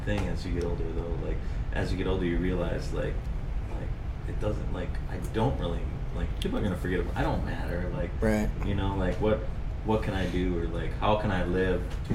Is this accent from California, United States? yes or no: no; Green Bay, Wisconsin, United States; I'm a West Sider my entire life. Um, yeah, I grew up there.